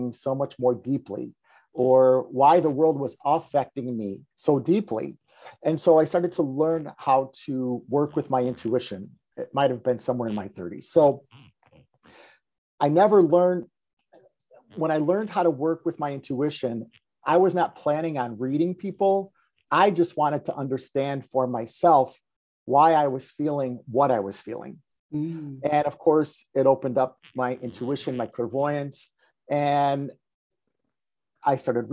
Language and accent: English; Chicago, Illinois, United States; I grew up here in Chicago. I grew up on the west side of Chicago